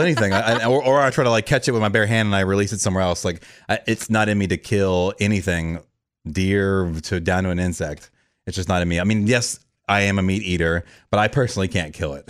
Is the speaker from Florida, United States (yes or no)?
yes; Orlando, Florida, United States; moved away; I grew up in Orlando